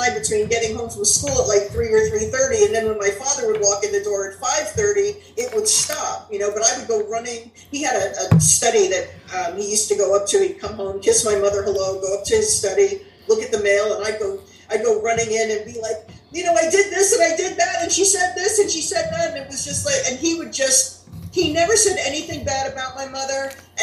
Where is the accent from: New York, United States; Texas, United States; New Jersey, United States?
New Jersey, United States; Englewood Cliffs; I grew up in Englewood Cliffs, New Jersey, which is an upper middle class town